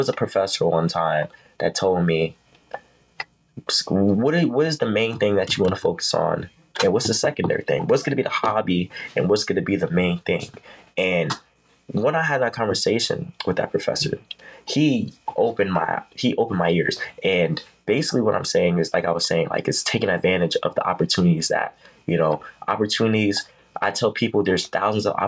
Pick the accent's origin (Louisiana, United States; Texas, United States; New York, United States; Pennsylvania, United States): New York, United States; New York City; I'm from New York City.